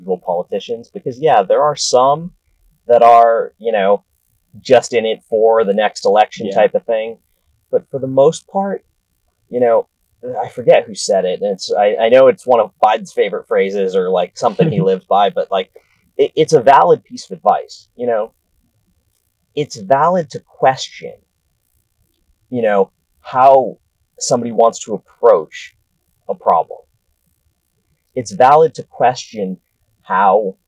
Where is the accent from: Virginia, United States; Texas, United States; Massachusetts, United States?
Massachusetts, United States; outside Boston; now in Washington, D.C., United States; I grew up outside Boston, you know, born in the town where the Revolutionary War actually started